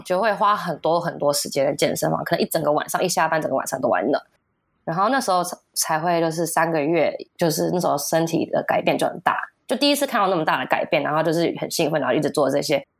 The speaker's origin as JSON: {"language": "Chinese", "country": "United States", "tie": "born or raised there", "moved": "yes", "said": "我从小在美国长大"}